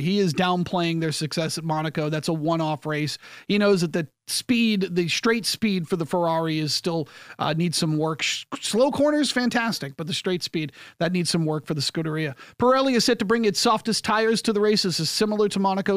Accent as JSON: {"language": "English", "country": "United States", "said": "I am an American sports talk show host"}